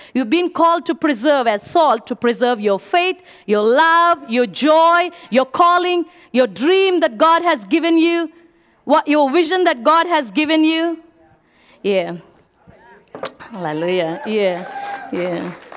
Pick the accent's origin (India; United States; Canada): India; moved away; I'm from India.